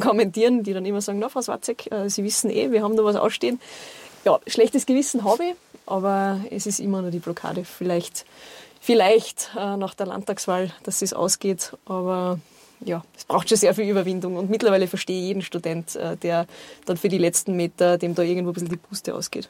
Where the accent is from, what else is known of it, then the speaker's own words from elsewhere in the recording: Großgmain, Salzburg, Austria; in meiner Heimatgemeinde in Großgemein